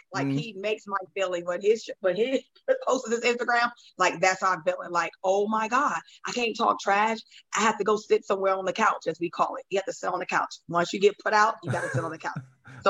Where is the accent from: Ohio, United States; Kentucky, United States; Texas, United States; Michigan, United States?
Ohio, United States; even though I'm from Ohio